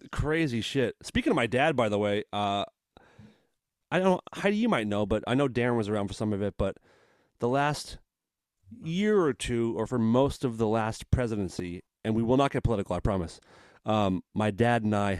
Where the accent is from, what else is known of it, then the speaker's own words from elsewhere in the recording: United States; being an American